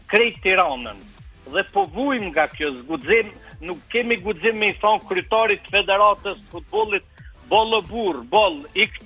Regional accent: Drenica, Kosovo; jam drenicak dhe jam pshatare

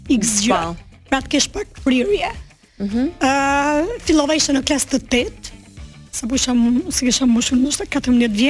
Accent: Durrës, Durrës County, Albania; also born or lived in Dibër; unë jam rritur në Durrës, më origjim jam nga Dibra.

